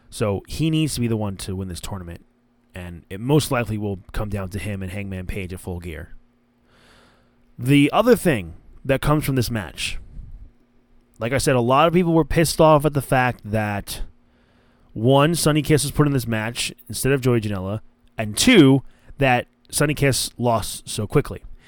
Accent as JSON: {"language": "English", "region": "New Jersey", "country": "United States", "said": "I'm from New Jersey"}